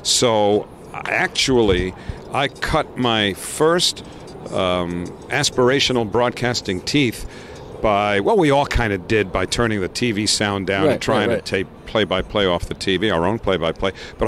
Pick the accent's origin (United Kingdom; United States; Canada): United States; New York City, New York; I grew up in Bayside.